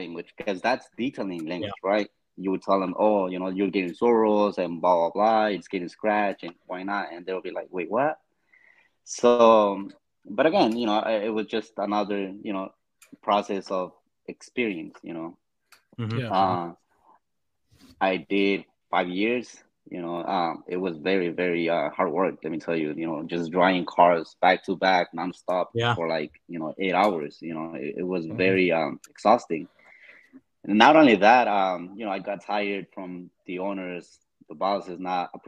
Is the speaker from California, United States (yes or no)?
yes; Los Angeles, California, United States; I have always lived in LA. That's like my hometown